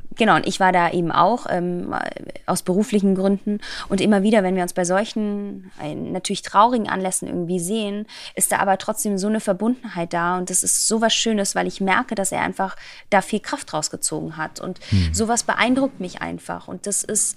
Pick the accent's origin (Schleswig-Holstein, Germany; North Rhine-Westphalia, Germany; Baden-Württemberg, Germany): Baden-Württemberg, Germany; Black Forest, near Baden-Baden; ich komme aus dem Schwarzwald, aus der mhm. Nähe von Baden-Baden